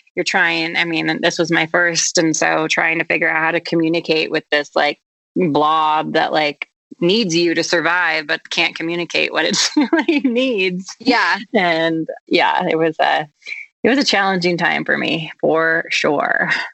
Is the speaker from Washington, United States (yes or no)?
yes; Vashon, Washington, United States; moved away as an adult; also born or lived in San Francisco; now in Sun Valley, United States; I'm originally from Vashon Island, an island outside of Seattle, and okay. actually spent my middle and high school years commuting via ferry boat.